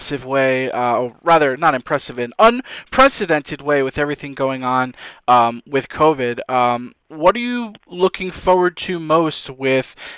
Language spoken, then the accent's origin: English; New York, United States; I grew up in New York